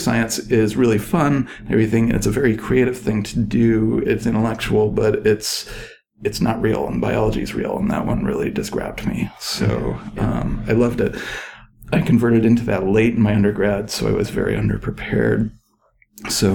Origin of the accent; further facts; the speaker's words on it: Ann Arbor, Michigan, United States; now in Merced, United States; I grew up in Ann Arbor, Michigan, which is a big university town